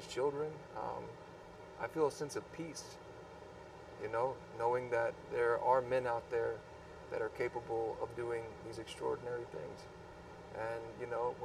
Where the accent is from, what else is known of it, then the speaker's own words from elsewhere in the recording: Maryland, United States; I grew up in Maryland